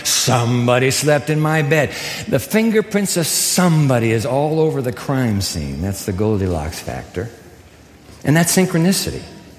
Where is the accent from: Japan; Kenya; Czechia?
Japan; I used to have ice skates as a boy growing up in Japan.